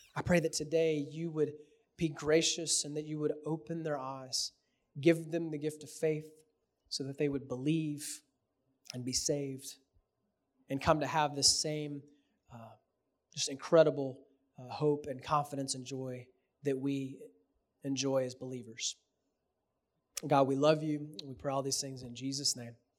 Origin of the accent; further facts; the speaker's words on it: Houston, Texas, United States; I'm from Houston, so I'm a Rockets fan.